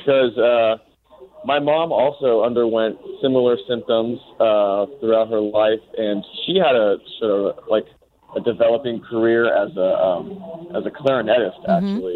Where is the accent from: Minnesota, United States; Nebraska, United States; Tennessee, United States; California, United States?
California, United States; Bay Area; moved away; I was born and raised in the Bay Area, and this was in the late 80s.